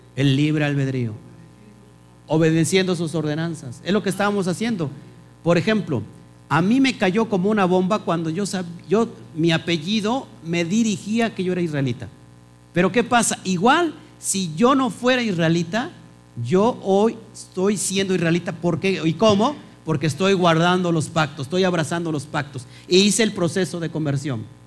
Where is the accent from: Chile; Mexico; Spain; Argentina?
Mexico; como mexicanos